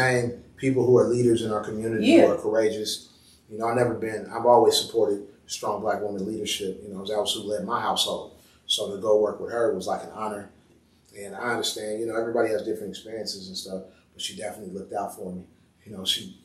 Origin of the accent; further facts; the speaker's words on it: Oakland, California, United States; we're from West Oakland, my dad and my mom's side.